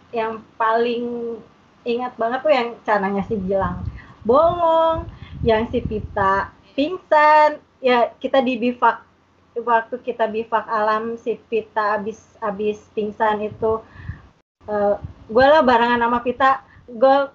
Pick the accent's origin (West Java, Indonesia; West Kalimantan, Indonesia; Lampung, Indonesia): West Java, Indonesia; dan gue tuh nyanyi karena gue orang Sunda gue nyanyi yang bahasa Sunda